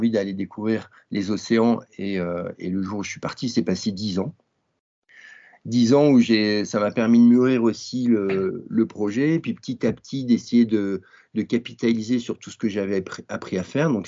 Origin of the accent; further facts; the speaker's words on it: Grenoble, Auvergne-Rhône-Alpes, France; J'ai un, nom breton, mais je suis né à Grenoble, dans les Alpes. Et quand j'étais petit, j'ai fait pas mal de ski